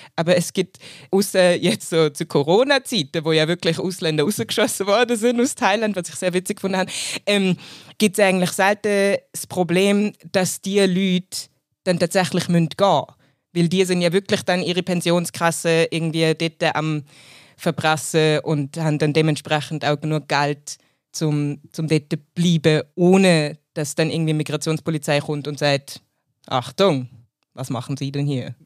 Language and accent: German; Munich, Bavaria, Germany; moved away as an adult; now in Switzerland; Ich komme aus Deutschland, ich bin in München aufgewachsen und geboren